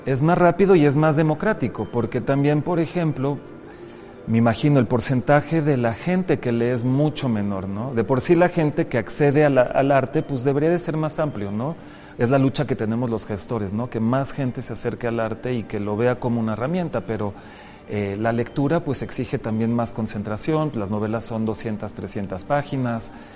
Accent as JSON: {"language": "Spanish", "country": "Mexico", "tie": "born or raised there", "also_born_or_lived": "Panama / Europe", "said": "Nací en Panamá, soy, soy de un origen muy mezclado, ¿no? Mis cuatro abuelos vienen de países diferentes. Entonces yo nací en Panamá, mi mamá es panameña, pero llegué a México"}